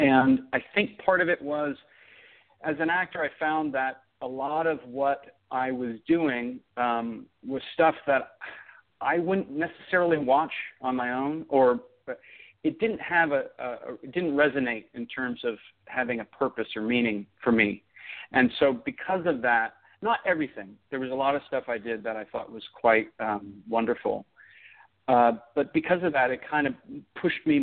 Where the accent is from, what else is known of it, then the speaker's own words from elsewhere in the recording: Oakland, California, United States; also born or lived in Los Angeles; I grew up in Oakland